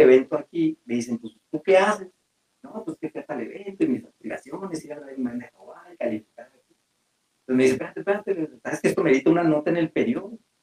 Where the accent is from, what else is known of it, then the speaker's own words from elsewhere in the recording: Mexico; nos falta a veces como mexicanos